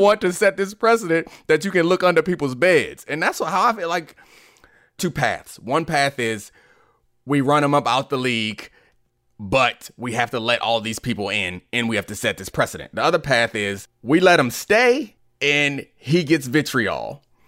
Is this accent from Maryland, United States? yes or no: yes; Baltimore, Maryland, United States; I grew up in Baltimore